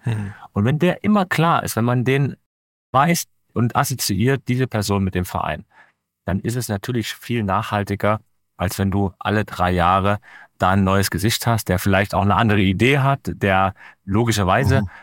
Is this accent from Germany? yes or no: yes; Leipzig, Saxony, Germany; ich bin Leipziger